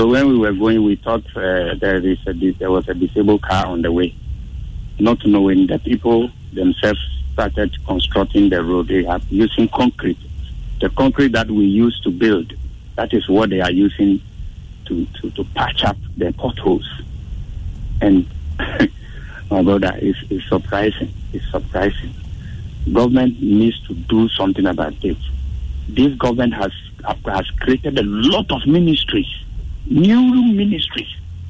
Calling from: Akweteman, Greater Accra, Ghana; Yeah, I'm calling from Akwetema.

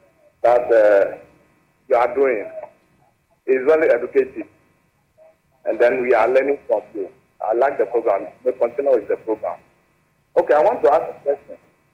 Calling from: Sogakope, Volta, Ghana

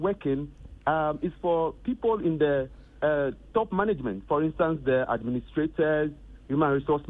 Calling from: Tema, Greater Accra, Ghana; I'm calling from Tema.

